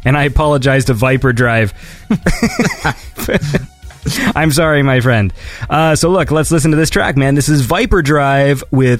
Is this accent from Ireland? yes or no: no; Wales, United Kingdom; We aren't from England. We are from Wales.